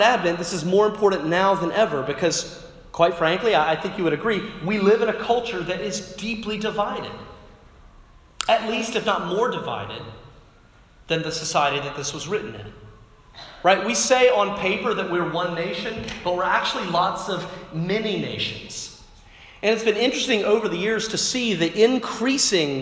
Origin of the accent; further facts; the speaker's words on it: North Carolina, United States; now in Washington, D.C., United States; I'm from North Carolina